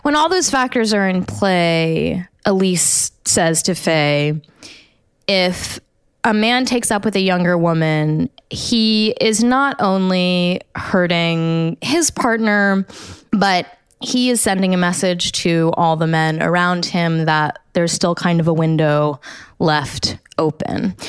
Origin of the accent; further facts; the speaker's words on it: United States; as an American educated, um, pretty badly, but, uh, like the American public school system